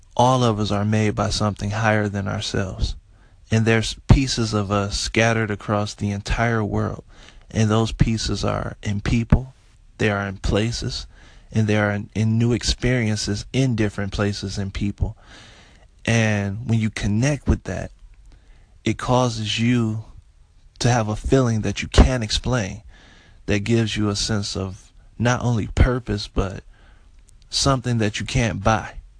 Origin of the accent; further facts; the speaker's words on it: Detroit, Michigan, United States; I'm from Detroit, Michigan